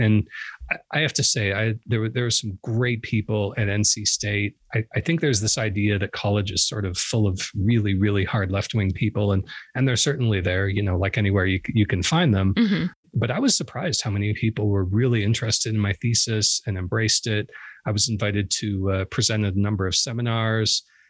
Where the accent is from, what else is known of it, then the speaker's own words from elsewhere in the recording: Canada; So I actually, you know, I grew up on a maple syrup farm